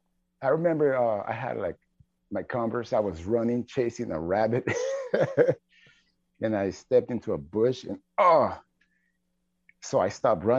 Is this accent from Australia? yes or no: no; San Luis Potosí, Mexico; moved away; I was born in San Luis Potosí, Mexico